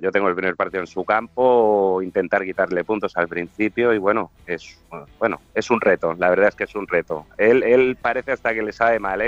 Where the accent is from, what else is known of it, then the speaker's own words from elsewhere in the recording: Arenys de Mar, Catalonia, Spain; Arenys de Mar, provincia de Barcelona, a 40 kilómetros de Barcelona estamos